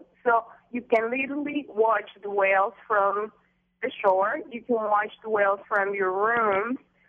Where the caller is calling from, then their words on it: San Jose del Cabo, Baja California Sur, Mexico; I'm calling you from a beautiful beach in San Jose del Cabo, Mexico.